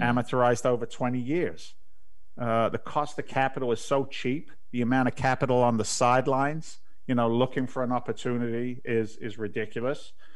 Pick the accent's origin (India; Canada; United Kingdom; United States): United Kingdom; England; moved away; I grew up in England's version of the housing projects